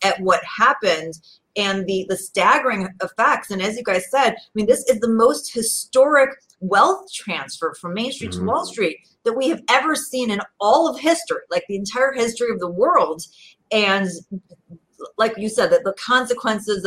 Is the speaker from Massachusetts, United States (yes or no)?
no; Chicago suburbs, Illinois, United States; I'm from Illinois originally. I grew up in the suburbs. You know, Chicago is my home